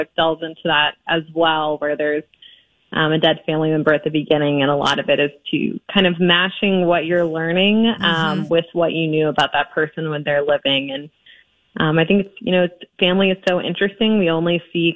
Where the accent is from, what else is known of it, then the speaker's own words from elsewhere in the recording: Georgia, United States; moved away as an adult; now in Hoboken, United States; I grew up in Georgia. So my first book is set in Georgia, where I grew up. I went to University of Georgia